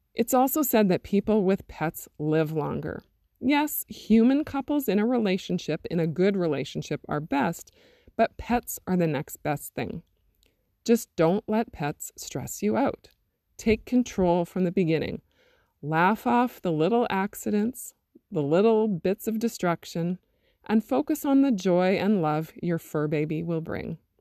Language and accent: English; Interlake region of Manitoba, Canada; born or raised there; also born or lived in Thompson, Manitoba